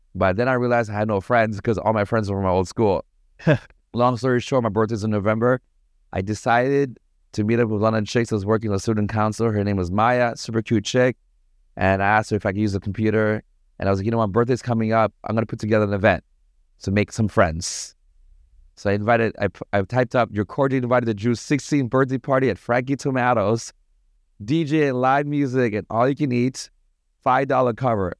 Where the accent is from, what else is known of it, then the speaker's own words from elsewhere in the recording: Toronto, Ontario, Canada; moved away as an adult; also born or lived in Sri Lanka / Paris, France / Montreal, Canada; now in Bali, Indonesia; I grew up in Toronto.